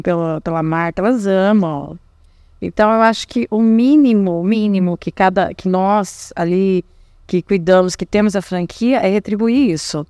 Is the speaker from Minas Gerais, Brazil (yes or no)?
no; Paraná, Brazil; moved away as an adult; also born or lived in Rondônia / Acre; eu decidi voltar para o Paraná, porque eu sou do Paraná